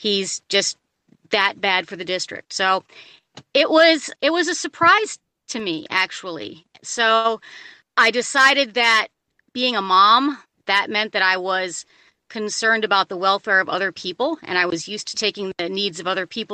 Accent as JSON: {"language": "English", "region": "Illinois", "country": "United States", "tie": "born or raised there", "also_born_or_lived": "California", "moved": "as an adult", "lives_now": "Ohio, United States", "said": "I was born in Illinois and I moved to California after I graduated from high school."}